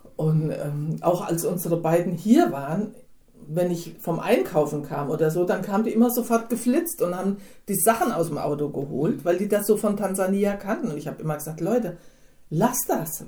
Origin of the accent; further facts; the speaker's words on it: Hinterland, Hesse, Germany; ich bin im Hinterland aufgewachsen